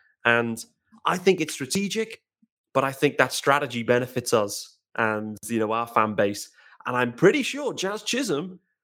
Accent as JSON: {"language": "English", "country": "United Kingdom", "said": "us as great British guys"}